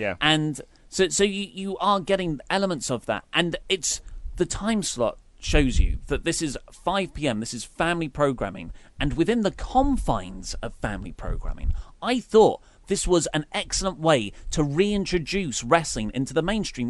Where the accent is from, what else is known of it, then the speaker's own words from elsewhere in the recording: United Kingdom; We are obviously British